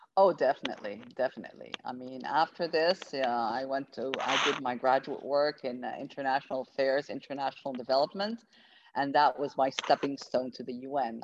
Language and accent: English; Rabat, Rabat-Salé-Kénitra, Morocco; I grew up in Morocco, in Rabat, in fact, and I uh, did my primary and my secondary education in Rabat.